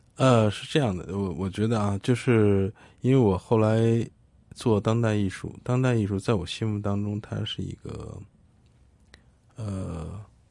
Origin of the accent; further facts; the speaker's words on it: China; 九四年的时候，我们大陆人有这样一个平台